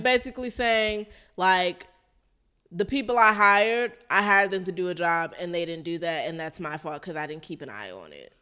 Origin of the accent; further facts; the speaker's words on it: Maryland, United States; I'm from Maryland